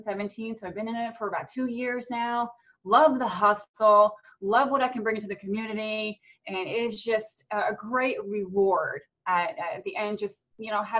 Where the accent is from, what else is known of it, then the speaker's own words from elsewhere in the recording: New Jersey, United States; moved away as an adult; also born or lived in Tennessee / Jacksonville, Florida; now in Florida, United States; I was born and raised in New Jersey